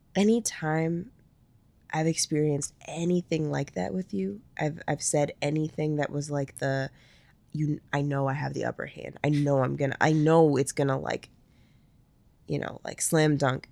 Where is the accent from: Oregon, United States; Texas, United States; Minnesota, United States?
Minnesota, United States; we're from Minnesota